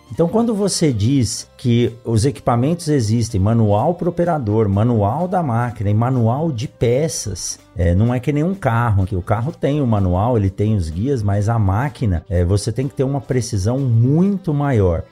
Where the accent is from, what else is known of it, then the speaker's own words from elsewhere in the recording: São Paulo, Brazil; eu nasci em São Paulo